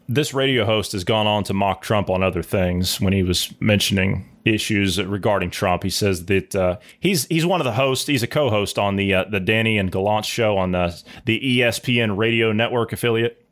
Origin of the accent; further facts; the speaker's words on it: United States; us as the American people